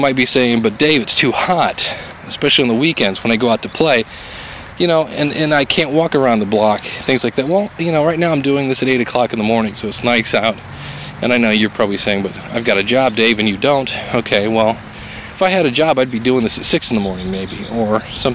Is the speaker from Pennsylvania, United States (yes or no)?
no; Ohio, United States; I'm from Ohio